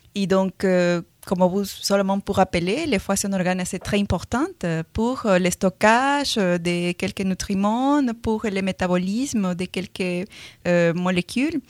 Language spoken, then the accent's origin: French; Peru; accent: Latin American; French is a second language; now in France; je suis péruvienne